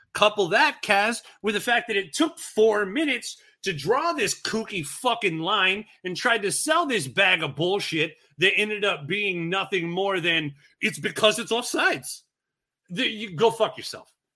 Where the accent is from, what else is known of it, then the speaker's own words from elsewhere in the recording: United States; as an American fan